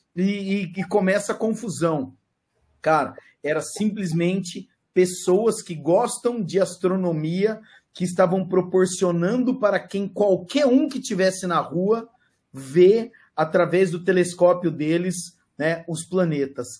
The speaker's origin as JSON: {"language": "Portuguese", "country": "Brazil", "said": "nós somos brasileiro"}